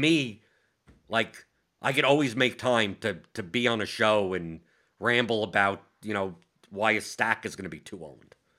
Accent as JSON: {"language": "English", "region": "New York", "country": "United States", "said": "I'm from New York"}